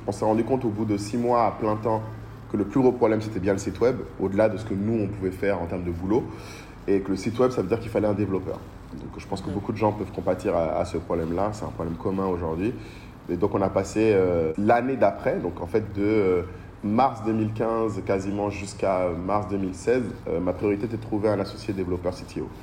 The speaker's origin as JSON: {"language": "French", "region": "Bamako", "country": "Mali", "tie": "born or raised there", "also_born_or_lived": "Paris / Lille / Abidjan", "moved": "as an adult", "said": "J'ai grandi à Bamako euh, depuis que je suis tout petit jusqu'à mon lycée, jusqu'à mon bac."}